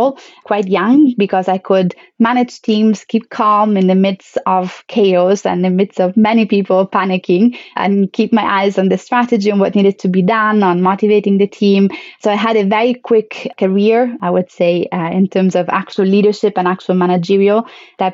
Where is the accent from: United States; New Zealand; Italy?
Italy; moved away; my home country